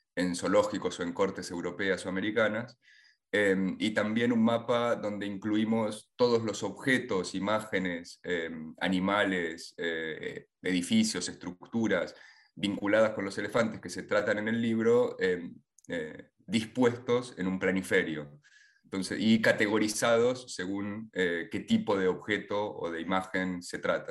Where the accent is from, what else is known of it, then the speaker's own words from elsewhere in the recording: Buenos Aires, Argentina; tanto de niño acá en Buenos Aires